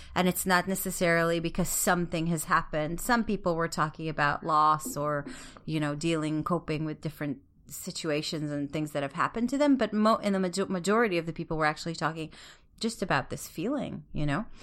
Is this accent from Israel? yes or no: yes; Israel; growing up in Israel